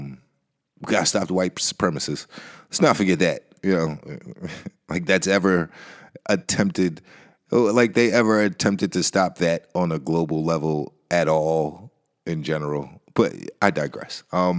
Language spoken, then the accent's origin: English; Nebraska, United States; born there; just understand that I was born in Nebraska. So I've never been back.